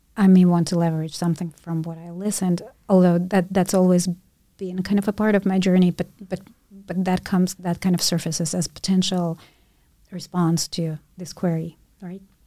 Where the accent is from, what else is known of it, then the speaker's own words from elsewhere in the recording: Ukraine; first language Russian; English is a second language; moved away; my first language was Russian. I lived in Ukraine, but my nationality was Jewish